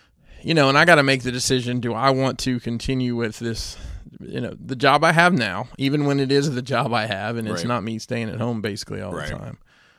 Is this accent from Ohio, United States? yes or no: no; Alabama, United States; Worked for me a good bit when I ran my promotion down in Alabama, you know, where I'm from.